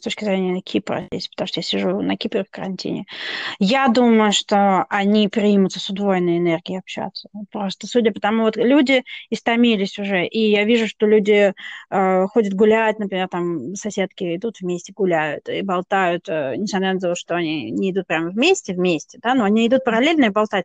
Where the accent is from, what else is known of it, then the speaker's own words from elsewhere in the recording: Moscow, Russia; moved away as an adult; also born or lived in London; now in Cyprus; Москва для меня навсегда останется самым дорогим городом, наверное, на земле, там мои любимые люди живут, мои друзья, мои воспоминания